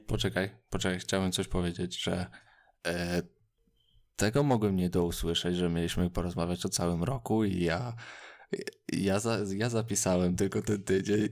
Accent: Radom, Masovian Voivodeship, Poland; Ja z Radomia

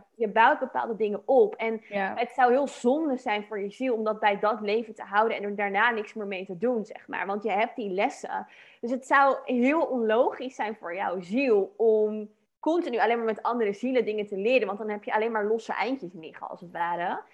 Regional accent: Dordrecht, South Holland, Netherlands; moved away as an adult; ik kwam zelf oorspronkelijk uit Dordrecht in Nederland dan. Toen ik nog in Nederland woonde. En dat is hm. niet super groot, ook niet heel klein. Maar weet je, en dan had je daar een wijk van Dubbeldam waar ik dan in opgroeide.

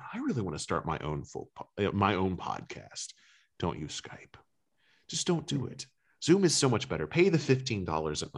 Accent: Kentucky, United States; I am not from the South. I'm from Kentucky

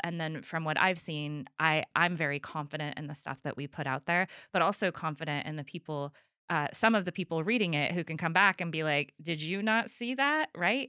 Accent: Trinity County, California, United States; I'm from Trinity County

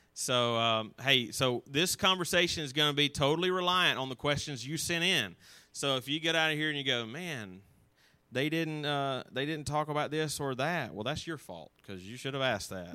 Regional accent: North Alabama, United States; also born or lived in Auburn, Alabama; I grew up in North Alabama, and I came to Auburn

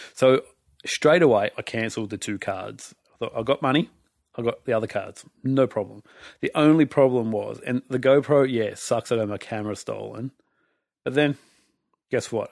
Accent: Australia; I'm from Australia

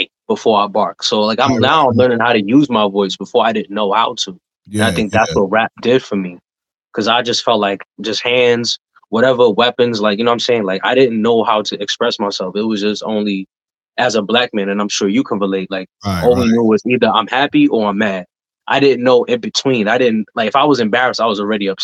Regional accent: New York City, New York, United States; growing up in the Bronx back in the day was tough

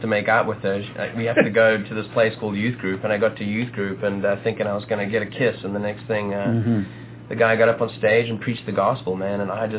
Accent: South Africa; moved away as an adult; now in Nashville, United States; So I was born and raised in South Africa. They finally convinced me to start wearing clothing about 2 or 3 years ago. So the loinskins are gone. But born and raised in South Africa. Ended up chasing my wife to America.

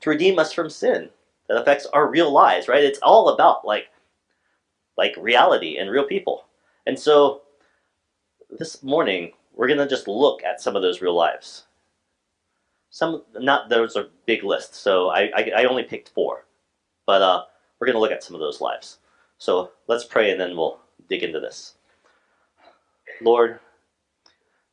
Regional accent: Alaska, United States; I was from Alaska

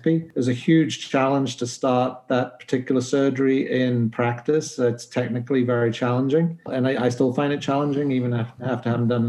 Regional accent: Newcastle upon Tyne, North East England, United Kingdom; moved away as an adult; also born or lived in Liverpool / Norwich; now in Halifax, Canada; I'm originally from the UK. I was born in Newcastle upon Tyne. In fact, I could see St. James's Park from my bedroom window

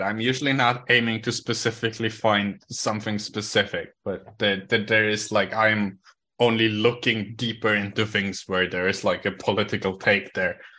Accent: Switzerland

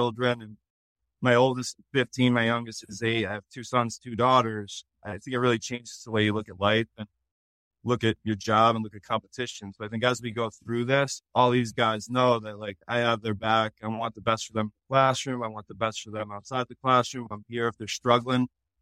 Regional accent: Connecticut, United States; I'm from New England. I'm from Connecticut

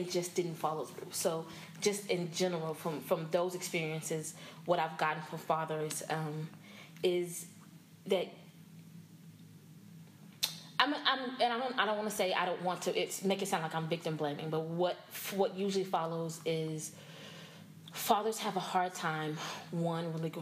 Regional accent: Dallas, Texas, United States; also born or lived in Houston; I was born and raised here in Dallas. I grew up in Oak Cliff

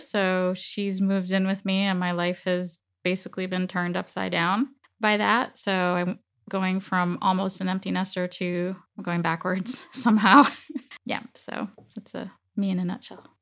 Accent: Dominican Republic; first language Spanish; English is a second language; moved away; also born or lived in United States; my father took me down to the Dominican Republic and I was raised there

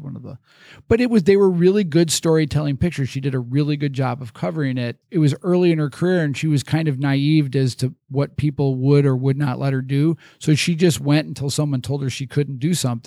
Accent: Chicago suburbs, Illinois, United States; now in Des Moines, United States; growing up in the Chicago suburbs

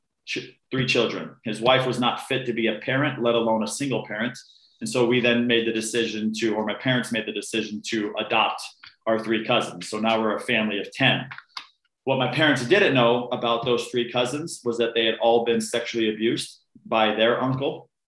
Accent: Canada; also born or lived in Arizona, United States; I was born in a small town in Arizona, and we immediately shot up to Canada, where my younger sister was born. My mom is full Canadian.

